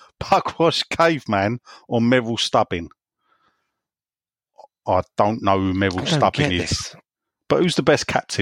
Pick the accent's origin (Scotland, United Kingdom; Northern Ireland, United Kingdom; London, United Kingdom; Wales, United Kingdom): London, United Kingdom; accent: West Ham; Well, that is my accent.